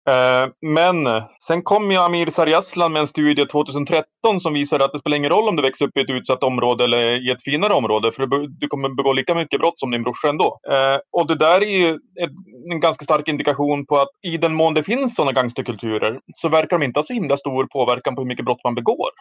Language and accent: Swedish; Härnösand, Västernorrland County, Sweden; min hemstad Härnösand